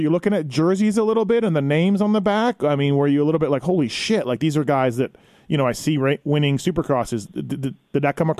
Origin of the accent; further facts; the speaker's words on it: Canada; I'm from Canada